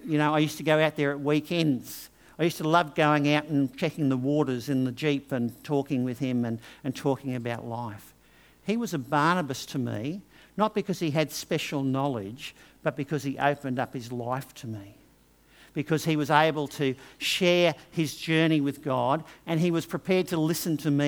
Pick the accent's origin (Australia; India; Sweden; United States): Australia; Brisbane, Queensland; also born or lived in England; I had grown up in Brisbane